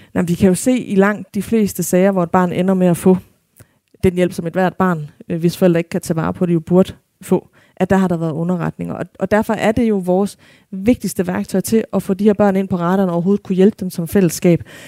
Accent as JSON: {"language": "Danish", "country": "Denmark", "said": "som danskere"}